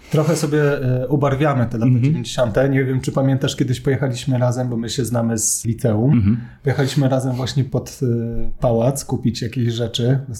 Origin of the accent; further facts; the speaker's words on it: Warsaw, Masovian Voivodeship, Poland; ja też się wychowałem na Dolnym Mokotowie